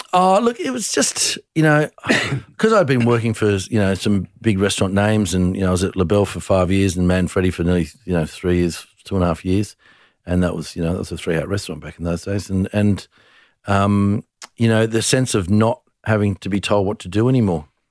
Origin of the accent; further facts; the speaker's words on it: Tamworth, New South Wales, Australia; moved away; I was born in Tamworth